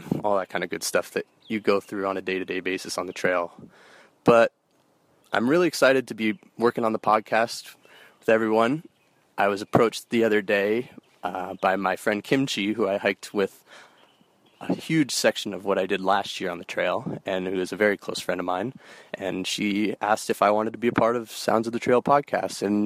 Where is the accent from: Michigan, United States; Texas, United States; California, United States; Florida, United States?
California, United States; San Francisco; I'm originally from San Francisco, California